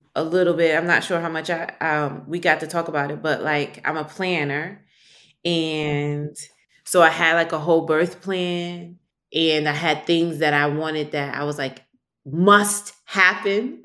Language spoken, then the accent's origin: English; New York City, New York, United States; growing up in New York and then growing up in the community that I did, community meaning Harlem, where I lived